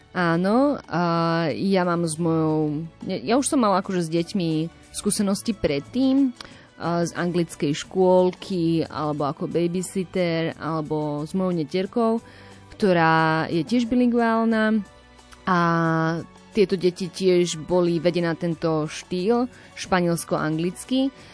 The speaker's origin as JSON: {"language": "Slovak", "country": "Slovakia", "also_born_or_lived": "Brno, Czech Republic", "said": "som zo Slovenska"}